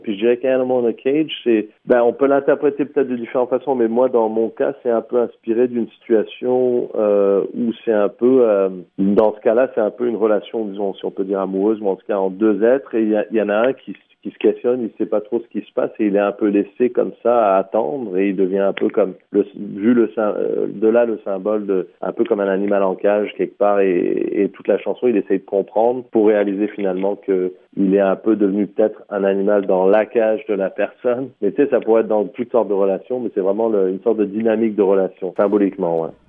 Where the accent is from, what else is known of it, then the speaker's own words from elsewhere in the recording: St. Catharines, Ontario, Canada; also born or lived in France / Middle East / North Africa / Vancouver; j'ai abouti au Canada en 84, en Ontario, Sainte-Catherine, Ontario. J'ai fait toutes mes études euh, primaires, secondaires